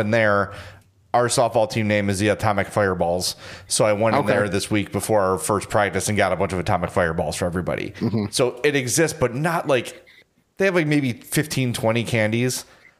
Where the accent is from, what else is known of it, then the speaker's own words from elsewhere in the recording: Chicago, Illinois, United States; accent: Chicago guy accent; my Chicago guy accent